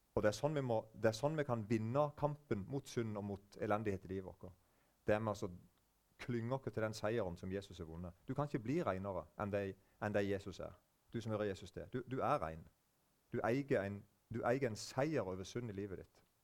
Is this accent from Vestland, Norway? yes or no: no; Eiken, Agder, Norway; now in Norheimsund, Norway; Sjøl kommer jeg fra Vest-Agder, eller det heter bare Agder nå, men vest i Vest-Agder, så er det en plass som heter Eiken.